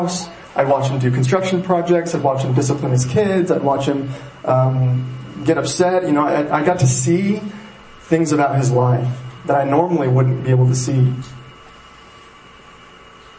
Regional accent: Powell, United States; When I first moved to Powell, moved back to Powell, it's my hometown

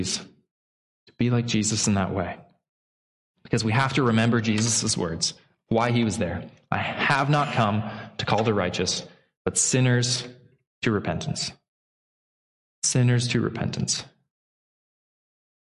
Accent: Pacific Northwest, United States; I grew up in the Pacific Northwest

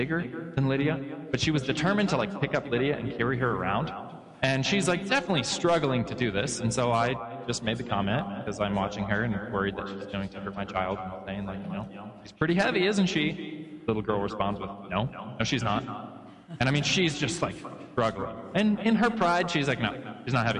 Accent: Oregon, United States; growing up in Oregon

